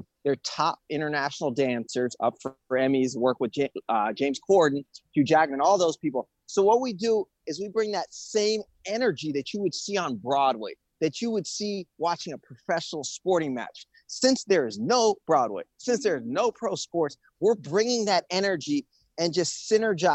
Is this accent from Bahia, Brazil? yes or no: no; Rio de Janeiro, Brazil; moved away as an adult; now in Los Angeles, United States; I'm from Rio. I'm from a beach town